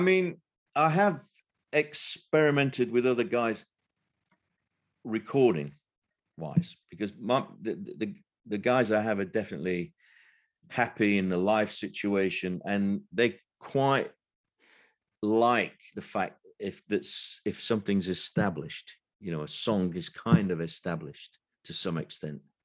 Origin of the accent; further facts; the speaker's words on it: Sheffield, Yorkshire and the Humber, United Kingdom; now in London, United Kingdom; I've lived in London now most of my life, but m, I'm from Sheffield originally